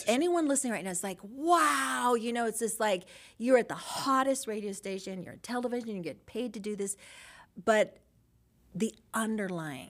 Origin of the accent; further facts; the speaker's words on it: Los Angeles, California, United States; born and raised in San Pedro